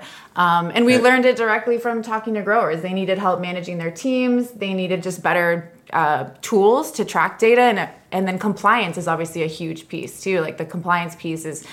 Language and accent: English; San Diego, California, United States; growing up in San Diego, I was very much in that kind of SoCal cannabis culture